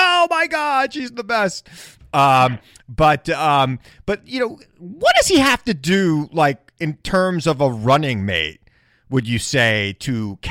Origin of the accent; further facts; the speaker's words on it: New York, United States; as a New Yorker.